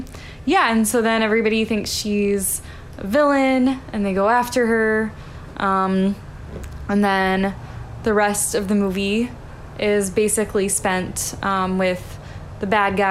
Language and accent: English; Alabama, United States; I'm from Alabama. So I never really experienced snow.